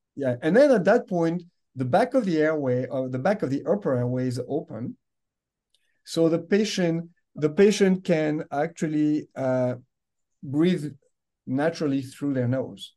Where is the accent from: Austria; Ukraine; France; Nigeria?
France; English is a second language; moved away as an adult; I grew up in France. You can yeah. you know, you can uh, hear the accent here